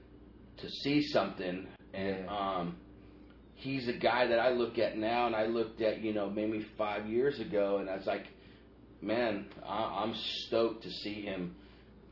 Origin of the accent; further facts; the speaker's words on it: Southern California, United States; also born or lived in Orange County, California; I've lived and grown up my whole life in Southern California. I grew up in, you know, the Badlands area